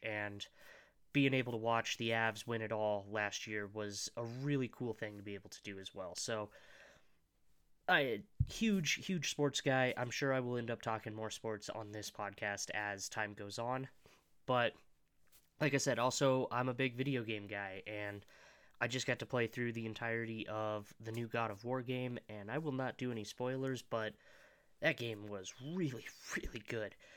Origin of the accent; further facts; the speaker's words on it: Colorado, United States; I was born and raised in Colorado